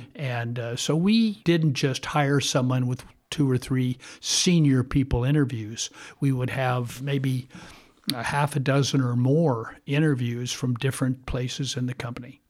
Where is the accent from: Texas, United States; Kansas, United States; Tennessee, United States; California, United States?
California, United States; Bay Area; I grew up, uh, locally in the Bay Area